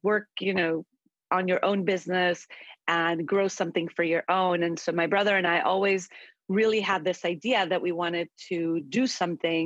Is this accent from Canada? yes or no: no; Costa Rica; now in United States; we grew up in Costa Rica eating very healthy food